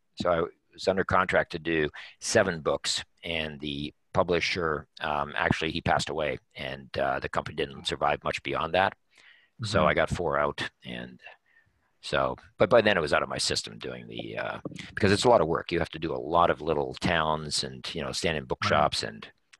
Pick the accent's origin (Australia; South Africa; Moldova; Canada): Canada; But you have to appreciate, as a Canadian author, the book sells for